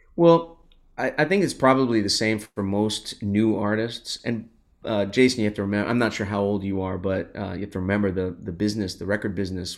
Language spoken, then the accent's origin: English; Los Angeles, California, United States; I grew up in Los Angeles and we used to go as a family to the Hollywood Walk of Fame